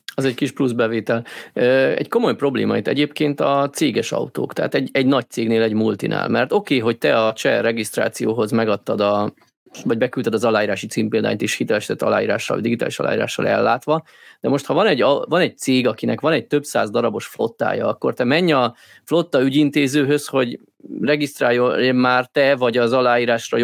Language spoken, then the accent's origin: Hungarian; Hungary; én amúgy magyar vagyok, nem lengyel